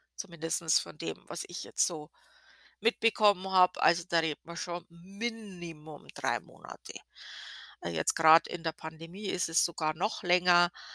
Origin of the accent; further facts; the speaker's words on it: Germany; als Deutsche